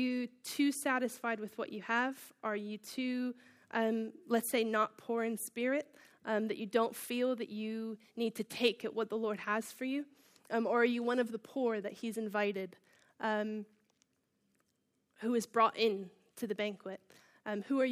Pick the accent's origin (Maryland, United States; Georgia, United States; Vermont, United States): Maryland, United States; Baltimore; moved away as an adult; now in Bishop's Stortford, United Kingdom; I'm from Baltimore, Maryland, which is on the east coast of the United States